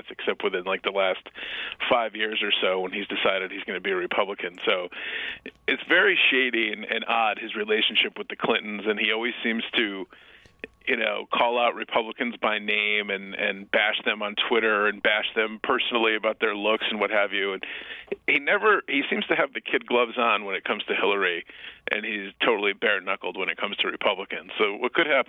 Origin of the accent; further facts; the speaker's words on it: United States; I'm an American. I wouldn't leave America